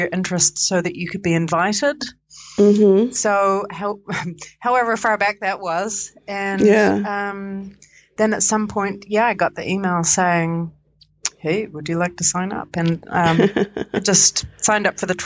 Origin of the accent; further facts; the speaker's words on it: Vancouver, Washington, United States; also born or lived in Otago, New Zealand; now in Wellington, New Zealand; I live in Wellington, New Zealand, although I'm originally from Washington State, from Vancouver, Washington